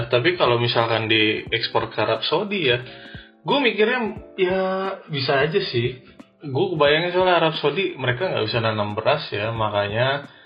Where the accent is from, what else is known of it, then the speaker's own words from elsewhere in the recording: North Sumatra, Indonesia; gue sebagai orang Batak kalau makan itu nggak pakai nasi itu gimana gitu kan